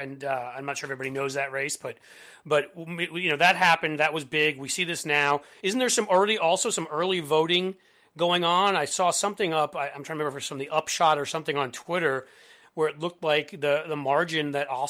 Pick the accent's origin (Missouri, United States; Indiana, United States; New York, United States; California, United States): New York, United States; New York City; also born or lived in Washington, D.C. / Philadelphia; now in Cincinnati, United States; I grew up in Manhattan. I'm a Midwesterner now via wife, but I did grow up in New York, and I, you know, my dad was from the Bronx